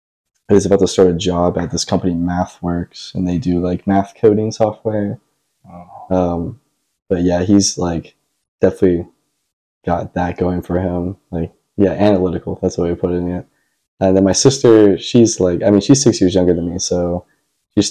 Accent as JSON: {"language": "English", "town": "Brentwood", "region": "Tennessee", "country": "United States", "tie": "born or raised there", "also_born_or_lived": "Cincinnati, Ohio", "said": "I grew up, like, in Brentwood, Tennessee"}